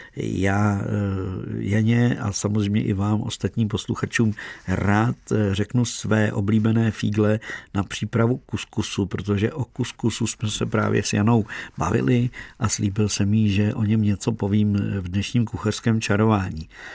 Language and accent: Czech; Czechia; jsme Češi